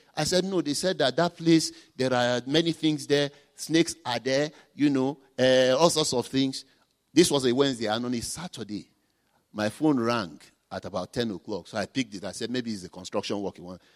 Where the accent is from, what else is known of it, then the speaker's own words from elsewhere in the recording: Nigeria; I'm a Nigerian